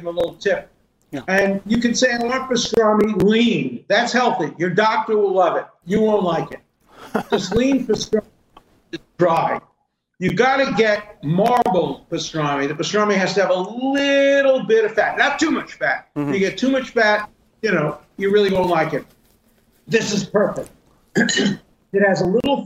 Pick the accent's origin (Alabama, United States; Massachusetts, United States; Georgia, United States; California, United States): Massachusetts, United States; Cambridge; I come from Cambridge, Massachusetts, not Brooklyn